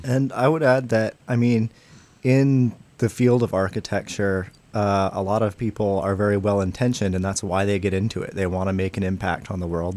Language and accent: English; San Diego, California, United States; now in Chicago, United States; I grew up mostly in San Diego